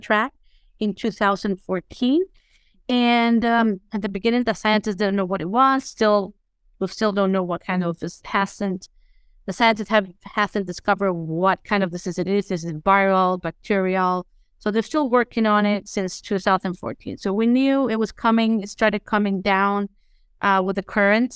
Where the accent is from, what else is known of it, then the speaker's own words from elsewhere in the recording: Tegucigalpa, Francisco Morazán, Honduras; I grew up in Tegucigalpa